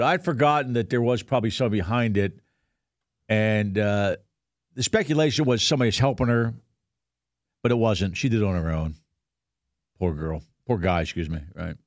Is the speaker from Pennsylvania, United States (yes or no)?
yes; Pennsylvania, United States; moved away; twenty air miles from my hometown. It's, uh, East Pennsborough Township, so I know that area